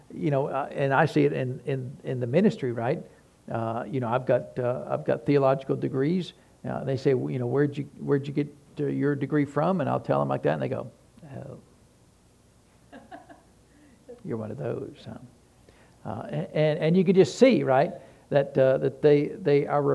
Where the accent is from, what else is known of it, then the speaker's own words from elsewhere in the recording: Tennessee, United States; we're from Tennessee